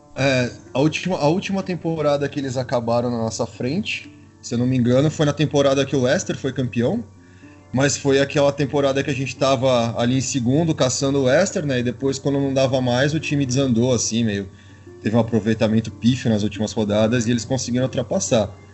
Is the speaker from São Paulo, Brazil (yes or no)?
yes; São Paulo, Brazil; eu sou do estado de São Paulo